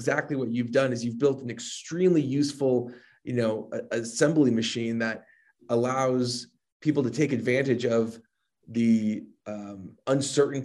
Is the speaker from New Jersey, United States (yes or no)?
yes; New Jersey, United States; I'm from Jersey